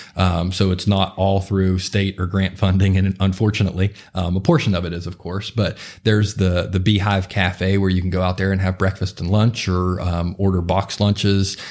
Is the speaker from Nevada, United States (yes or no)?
no; Morgantown, West Virginia, United States; grew up in the, uh, in the Cheat Lake area of Morgantown, um, and still live there currently